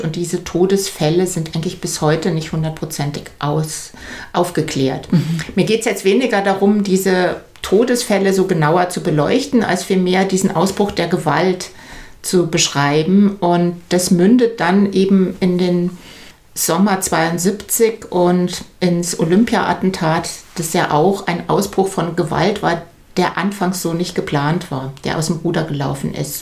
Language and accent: German; Germany; moved away as an adult; now in Munich, Germany; Ich bin aufgewachsen im Rheintal, bin dann zum Studium nach München